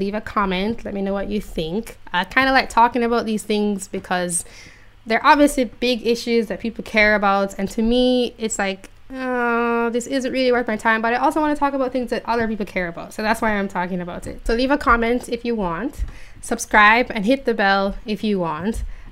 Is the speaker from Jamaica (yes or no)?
yes; Jamaica; I'm from Jamaica